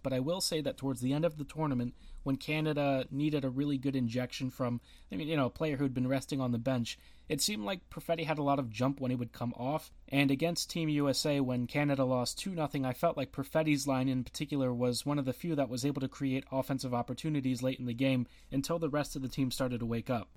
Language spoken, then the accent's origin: English; United States; I am American